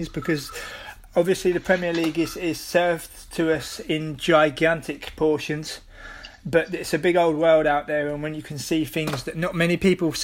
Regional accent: United Kingdom; now in Netherlands; as a British person living here in the Netherlands

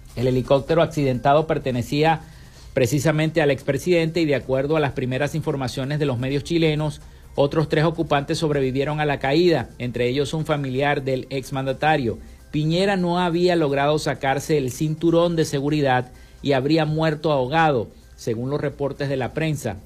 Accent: Venezuela

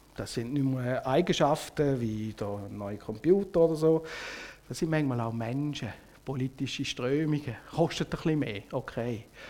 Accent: Switzerland; also born or lived in Biel; uns als Schweizer

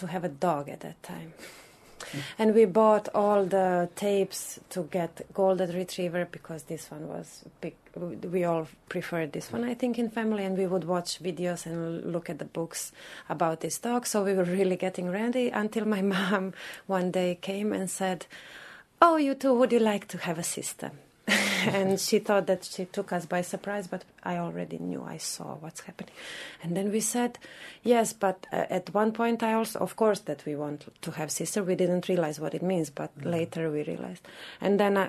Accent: Croatia; also born or lived in Bosnia and Herzegovina; now in Dublin, Ireland; I'm 31 and I come from Croatia

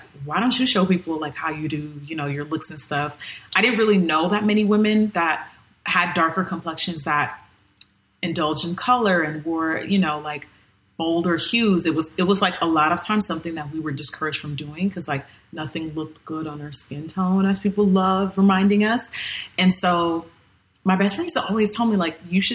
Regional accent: Nigeria; I'm still Nigerian

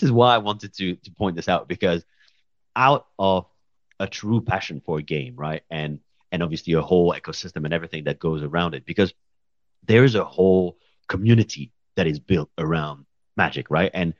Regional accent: Cannes, Provence-Alpes-Côte d'Azur, France; I'm from Cannes.

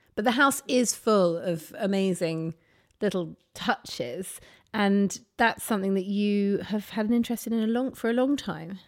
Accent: near Ryde, Isle of Wight, South East England, United Kingdom; Now, I grew up near Ryde

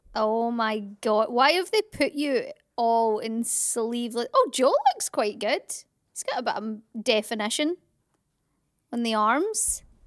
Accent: near Glasgow, Scotland, United Kingdom; I'm Scottish

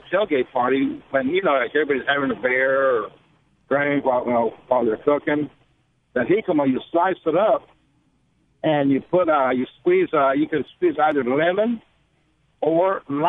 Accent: El Paso, Texas, United States; Now, over here in Texas, I'm from El Paso. I'm a truck driver.

